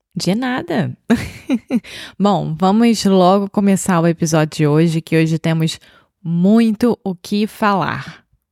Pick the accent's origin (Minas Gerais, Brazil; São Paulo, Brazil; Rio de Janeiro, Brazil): Rio de Janeiro, Brazil; Eu sou brasileira, carioca do Rio de Janeiro